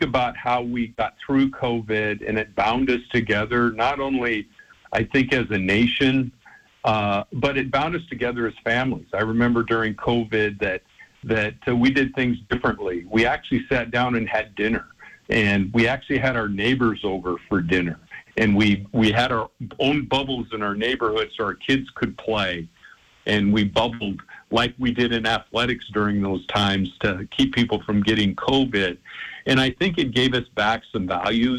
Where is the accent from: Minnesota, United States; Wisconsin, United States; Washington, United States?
Washington, United States; Spokane; now in Portland, United States; being from the Northwest, my wife's family's from Portland. She was raised in North Seattle, and of course, I'm from Spokane